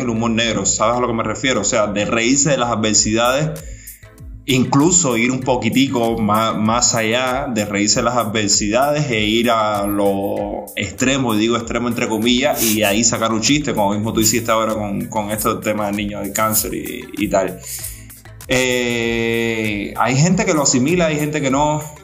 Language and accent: Spanish; Cuba; como cubanos y cubanos de esta nueva generación